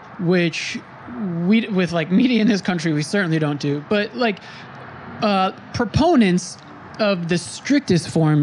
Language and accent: English; Brentwood, New York, United States; This is where I grew up on Long Island, in Brentwood